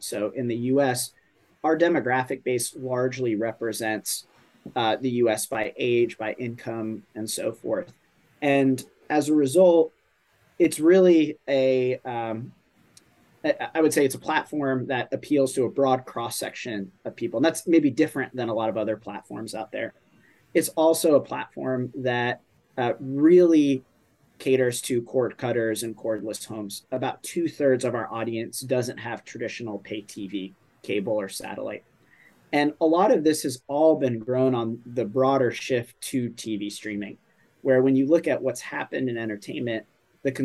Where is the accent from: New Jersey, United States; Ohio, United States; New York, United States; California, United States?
New York, United States; As a New Yorker